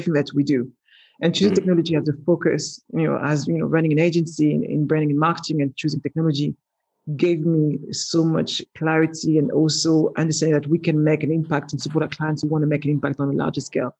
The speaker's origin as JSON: {"language": "English", "town": "Paris", "region": "Île-de-France", "country": "France", "tie": "born or raised there", "accent": "French", "second_language": "English", "moved": "as an adult", "lives_now": "London, United Kingdom", "said": "born in Paris, not with a silver spoon in my mouth. You know, I grew up in the ghetto of Paris and moved to London"}